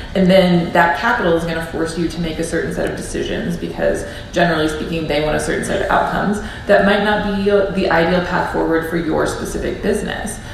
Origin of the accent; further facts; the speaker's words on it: St. Louis, Missouri, United States; my hometown of St. Louis